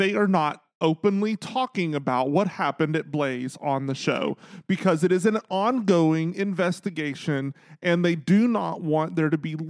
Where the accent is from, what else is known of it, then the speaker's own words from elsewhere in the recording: Chicago, Illinois, United States; when anybody says I'm from Chicago, my brain goes, bitch, I am from Chicago.